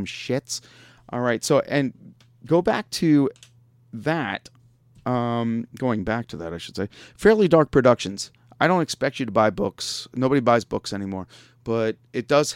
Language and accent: English; Long Island, New York, United States; now in Pittsburgh, United States; I grew up in New York.